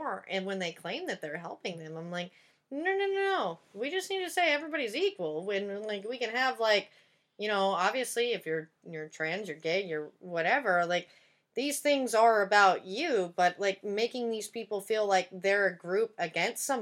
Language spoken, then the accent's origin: English; Tyler, Texas, United States; now in Los Angeles, United States; even in my hometown, because it's very much a bubble